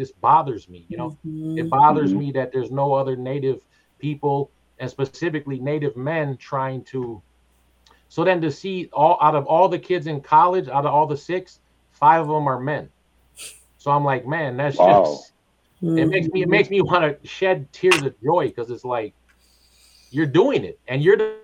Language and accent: English; Twin Cities, Minnesota, United States; I grew up in the Twin Cities and I was a club kid for a long time